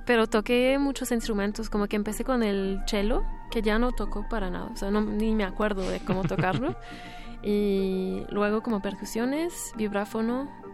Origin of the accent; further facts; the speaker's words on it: Montreal, Quebec, Canada; Spanish is a second language; moved away; yo nací en Montreal